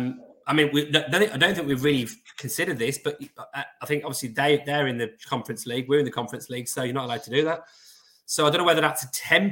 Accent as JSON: {"language": "English", "town": "Birmingham", "region": "West Midlands", "country": "United Kingdom", "said": "I'm a Brummie. I'm Irish, aren't I? You know, because of me ma. Me ma's from Cork"}